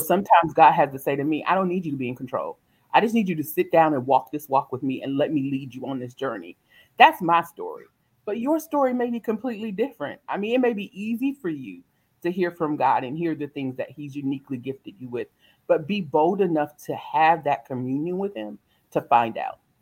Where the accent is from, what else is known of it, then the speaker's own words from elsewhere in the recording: South Carolina, United States; I am actually born and raised in South Carolina